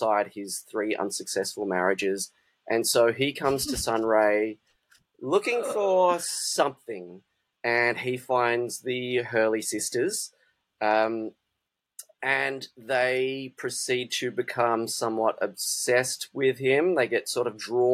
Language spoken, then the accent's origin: English; Perth, Western Australia, Australia; I'm from Perth, or Bulu, as refer to it